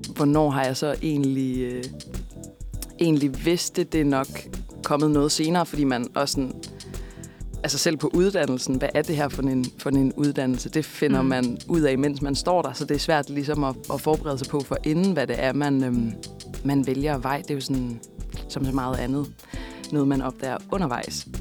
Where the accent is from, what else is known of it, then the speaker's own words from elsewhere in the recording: Kolding, Southern Denmark, Denmark; moved away as an adult; also born or lived in Copenhagen; jeg er opvokset i Kolding